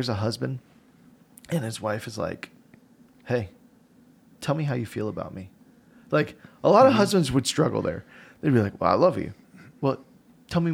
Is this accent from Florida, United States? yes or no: yes; South Florida, United States; moved away as an adult; now in Omaha, United States; Growing up in South Florida